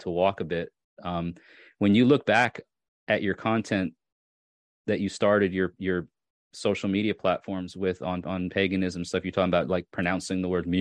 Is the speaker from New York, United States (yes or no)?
yes; New York, United States; moved away as an adult; now in Tennessee, United States; I grew up in New York where it would snow, you know, 6 feet a year